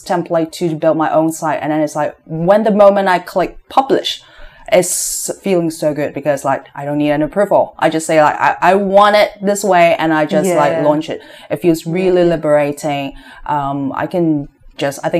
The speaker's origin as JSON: {"language": "English", "country": "Hong Kong", "tie": "born or raised there", "also_born_or_lived": "San Francisco, United States / Boston, United States", "moved": "as an adult", "said": "I was born and raised in Hong Kong, but I spent some years in the States studying"}